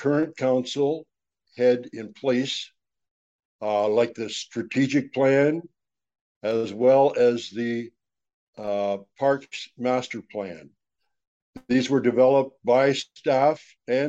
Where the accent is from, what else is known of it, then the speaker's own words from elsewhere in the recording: Grafton, Ontario, Canada; also born or lived in Owen Sound, Ontario; I was raised here in Grafton